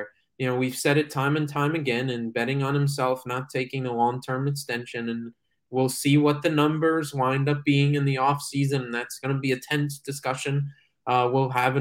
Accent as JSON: {"language": "English", "town": "New York City", "region": "New York", "country": "United States", "said": "I'm a New Yorker"}